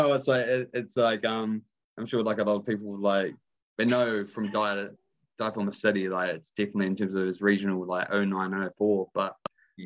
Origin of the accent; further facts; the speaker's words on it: Dunedin, Otago, New Zealand; I'm from Dunedin, 03.